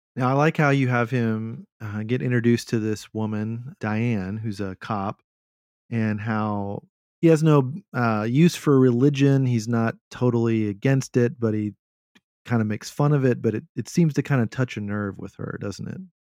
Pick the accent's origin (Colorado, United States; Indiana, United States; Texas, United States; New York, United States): Texas, United States; my culture as a Texan